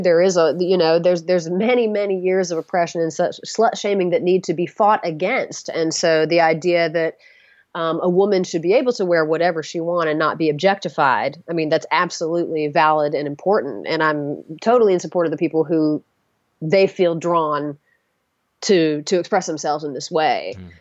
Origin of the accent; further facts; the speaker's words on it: the South, United States; I'm from the South